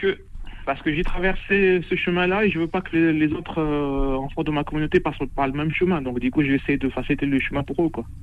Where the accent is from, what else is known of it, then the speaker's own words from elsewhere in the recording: Rabat, Rabat-Salé-Kénitra, Morocco; French is a second language; moved away as an adult; now in Toulouse, France; Je suis, euh, je suis de Rabat, d'origine de Rabat